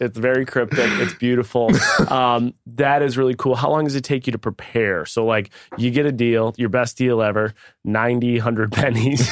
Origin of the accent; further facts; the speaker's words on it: Buffalo, New York, United States; Buffalo, New York. That's my hometown